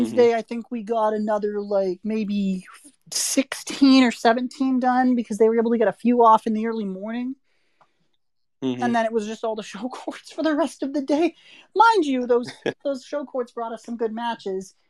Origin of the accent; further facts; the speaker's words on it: Canada; up in Canada